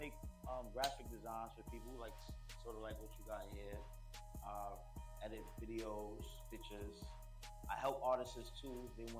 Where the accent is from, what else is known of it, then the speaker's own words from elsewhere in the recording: New York City, New York, United States; I'm from Far Rockaway, America, Far Rockaway, Queens.